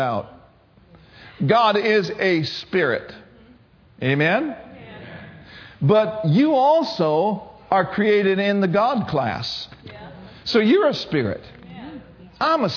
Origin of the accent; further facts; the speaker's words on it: Minnesota, United States; I grew up in Minnesota.